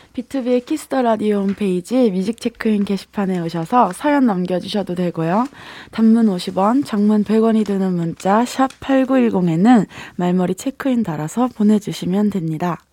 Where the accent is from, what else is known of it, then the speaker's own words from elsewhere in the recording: Daejeon, South Korea; 저는 대전이에요.